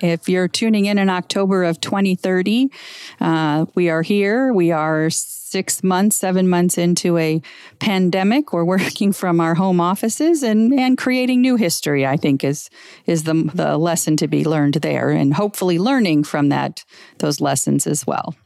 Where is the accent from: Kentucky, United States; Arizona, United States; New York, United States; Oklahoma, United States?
Arizona, United States; Scottsdale; my hometown of Scottsdale